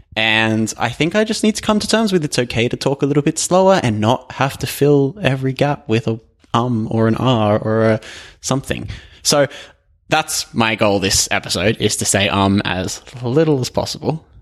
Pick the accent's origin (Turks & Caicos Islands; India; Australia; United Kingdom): Australia; I am Australian